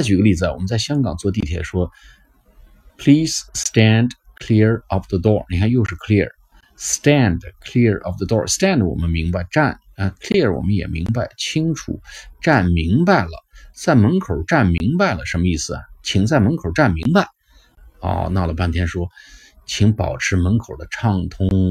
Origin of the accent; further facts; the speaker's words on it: China; 把我们中国人的书本上的英语